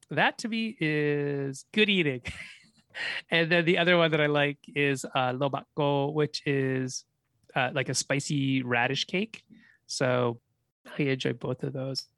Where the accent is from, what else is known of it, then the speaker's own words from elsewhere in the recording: Canada; also born or lived in China; I was born in China. I've never lived in China. I've only ever really lived in Canada.